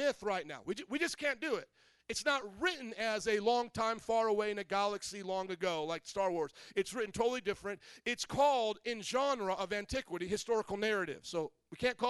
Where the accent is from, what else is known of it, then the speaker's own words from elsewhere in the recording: Indiana, United States; moved away; I was from Indiana.